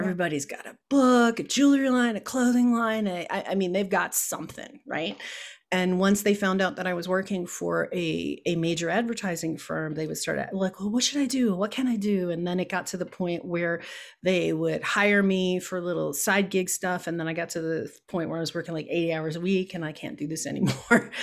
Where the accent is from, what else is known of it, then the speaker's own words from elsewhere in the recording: Chicago, Illinois, United States; moved away; I was born and raised in Chicago